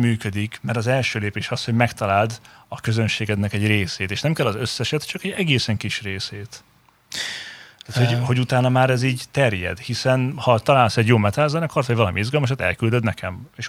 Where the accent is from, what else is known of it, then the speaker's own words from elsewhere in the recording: Hungary; én is magyar vagyok, de külföldi nyelven éneklek